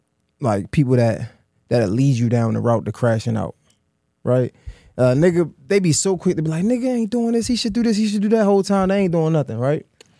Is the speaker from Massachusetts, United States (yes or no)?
yes; Boston, Massachusetts, United States; I'm from Boston.